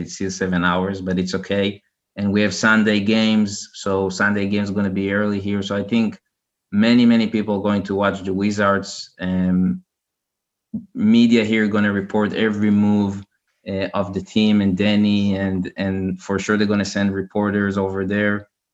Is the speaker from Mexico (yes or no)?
no; Israel; I'm from Israel